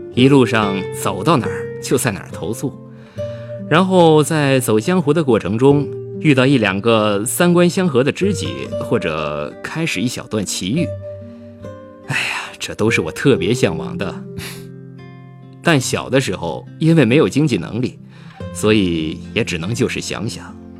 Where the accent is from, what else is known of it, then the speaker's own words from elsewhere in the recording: Heilongjiang, China; moved away as an adult; also born or lived in Chengdu; 我老家是黑龙江的嘛，所以我是从中国的最北边儿开始，一路向南，打算游遍所有的省份